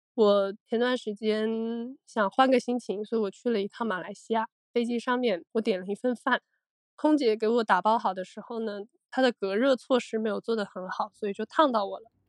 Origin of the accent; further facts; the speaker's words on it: Guangdong, China; 我是广东人，我比较迷信